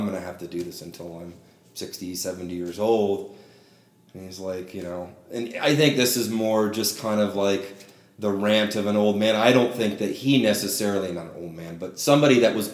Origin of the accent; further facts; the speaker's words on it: Modesto, California, United States; I'm from the Central Valley in California, from a small kind of half-town city called Modesto